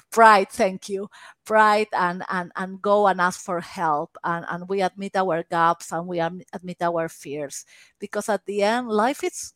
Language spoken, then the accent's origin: English; Peru; English is a second language; moved away; I am Peruvian.